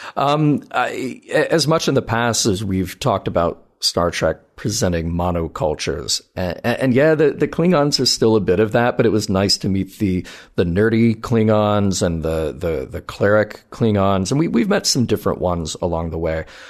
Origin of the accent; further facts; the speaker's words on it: the South, United States; I grew up in the South